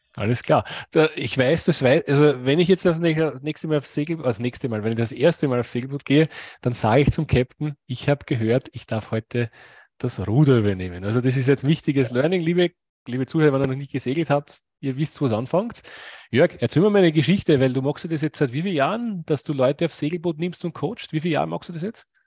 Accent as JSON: {"language": "German", "country": "Austria", "said": "ich komme aus Österreich, wir haben ein paar Seen, aber wir haben keinen Zugang zum"}